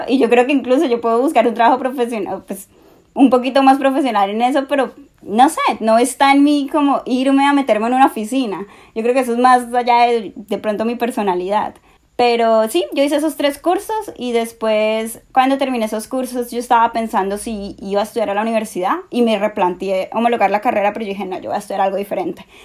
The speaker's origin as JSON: {"language": "Spanish", "country": "Colombia", "moved": "as an adult", "lives_now": "Australia", "said": "en Colombia yo trabajaba como abogada, acá no trabajo"}